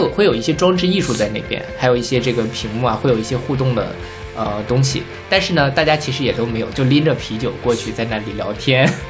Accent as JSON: {"language": "Chinese", "country": "Taiwan", "said": "就是我是不太理解，因为我台湾人肯定没有大陆这边人这么多嘛。"}